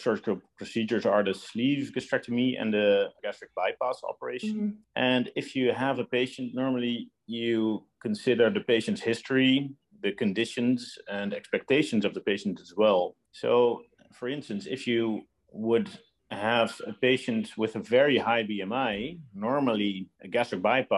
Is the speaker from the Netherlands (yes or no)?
yes; Netherlands; moved away as an adult; also born or lived in Los Angeles, United States; now in Belgium; I'm originally from the Netherlands, where I was trained as well